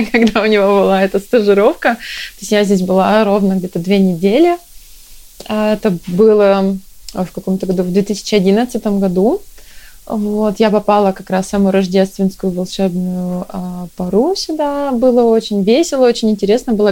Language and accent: Russian; Chelyabinsk, Chelyabinsk Oblast, Russia; moved away as an adult; now in Stockholm, Sweden; Я вообще приехала сюда из Челябинска. А, мы вместе с мужем приехали, он тоже из Челябинска.